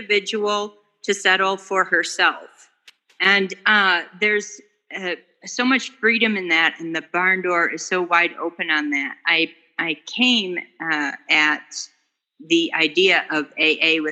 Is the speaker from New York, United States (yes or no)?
no; Dallas, Texas, United States; now in Colorado, United States; I'm from Dallas, but I'm calling in from Colorado